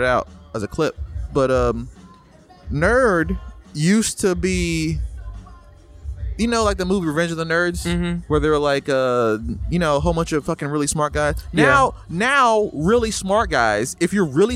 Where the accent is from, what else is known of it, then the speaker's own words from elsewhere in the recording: Tennessee, United States; I'm from Tennessee